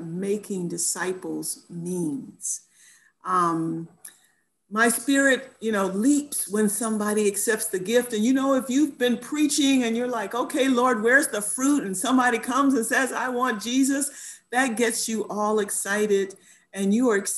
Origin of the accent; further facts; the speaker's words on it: Florida, United States; moved away as an adult; also born or lived in New York / New Jersey; now in Halifax, Canada; I'm originally from Florida, but I've been out of Florida longer than I lived there, right? Because when I left to finish college, I never went back to live there.